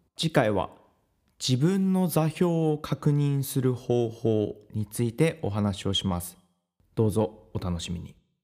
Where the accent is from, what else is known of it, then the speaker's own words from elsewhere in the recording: Tohoku, Japan; moved away; also born or lived in United States; 私自身が東北の生まれ